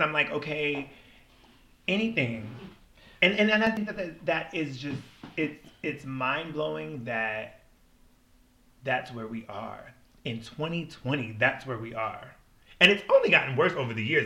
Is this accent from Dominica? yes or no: no; Washington, United States; also born or lived in Milwaukee, Wisconsin; I grew up in Washington State, and Washington State is just very diverse